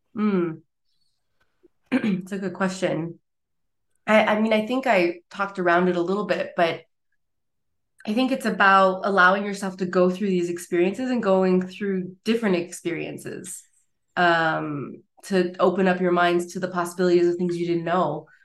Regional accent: Montreal, Quebec, Canada; moved away as an adult; now in Basel, Switzerland; I was originally based from Montreal, Quebec.

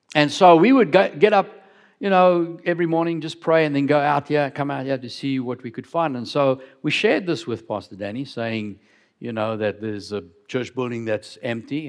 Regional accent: Cape Town, Western Cape, South Africa; moved away as an adult; also born or lived in Johannesburg; I grew up down in Cape Town

